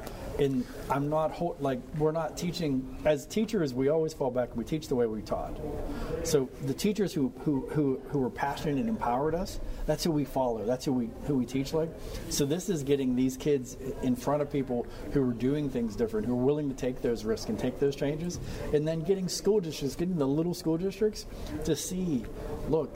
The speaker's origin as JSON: {"language": "English", "town": "Perryopolis", "region": "Pennsylvania", "country": "United States", "said": "I'm from Perryopolis, and our school district's Fraser"}